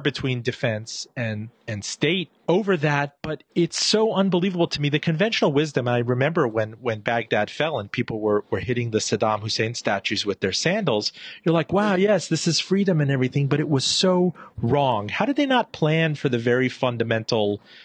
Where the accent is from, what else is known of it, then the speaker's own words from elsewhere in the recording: Iran; I was born in Iran